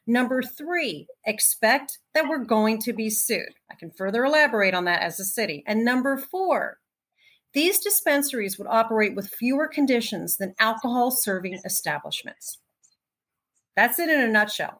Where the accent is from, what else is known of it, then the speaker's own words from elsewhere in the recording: New Jersey, United States; moved away as an adult; also born or lived in New York; now in Los Angeles, United States; I grew up in New Jersey, spent a lot of time in New York.